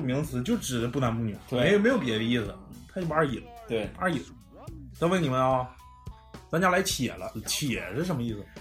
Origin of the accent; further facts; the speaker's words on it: Daqing, Heilongjiang, China; accent: Daqing dialect; 咱们本市的这种大庆话